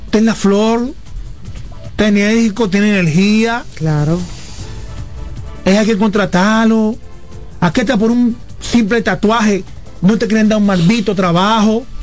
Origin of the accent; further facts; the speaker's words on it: Dominican Republic; ya yo estoy en la frontera de la juventud de la República Dominicana, que son 35 años.